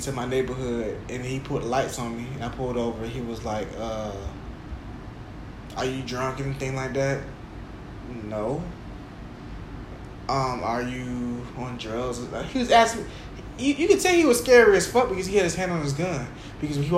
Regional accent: Jacksonville, Florida, United States; when I was growing up in Jacksonville, going to the mall, the Orange Park Mall, Regency Mall

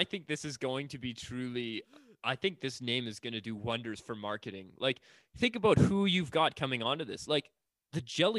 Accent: Canada; as a Canadian

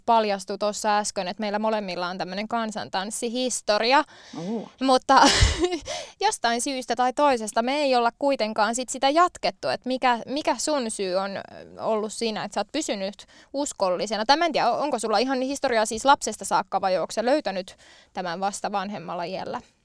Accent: Valkeakoski, Pirkanmaa, Finland; now in Tampere, Finland; olen harrastanut lapsena esimerkiksi kansantanssia, eli sitä on ainakin 90-luvun Valkeakoskella ollut mulle mahdollista harrastaa

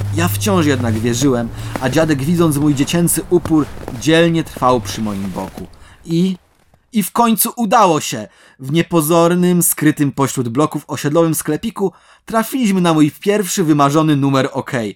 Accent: Końskie, Świętokrzyskie Voivodeship, Poland; moje rodzinne miasto końskie

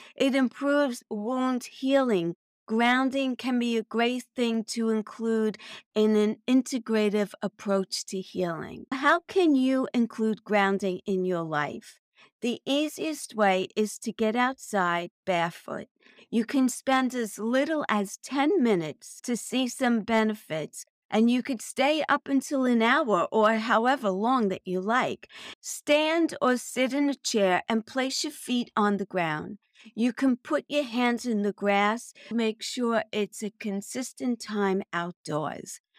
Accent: New York City, New York, United States; also born or lived in Long Island; I was born and raised in Brooklyn, New York

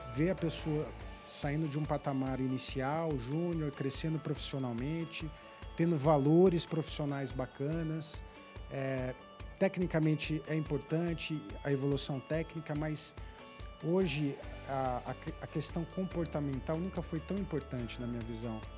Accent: Brazil; sendo brasileiro

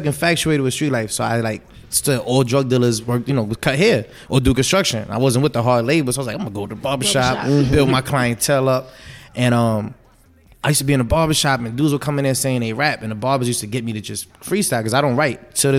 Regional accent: New York City, New York, United States; I'm from Brooklyn.

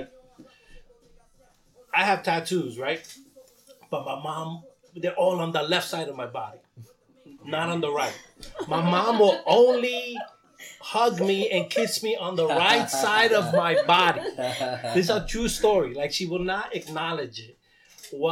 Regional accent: New York City, New York, United States; growing up in New York City

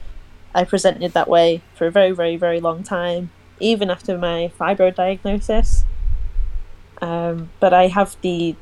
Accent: Chester, North West England, United Kingdom; now in Preston, United Kingdom; I live in Preston, but I'm from Chester originally.

